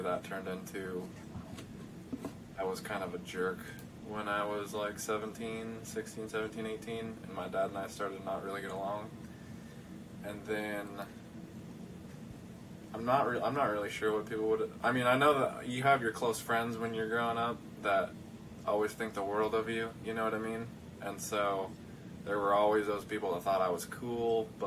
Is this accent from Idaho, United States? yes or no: yes; Nampa, Idaho, United States; moved away as an adult; the kid that grew up in Nampa, Idaho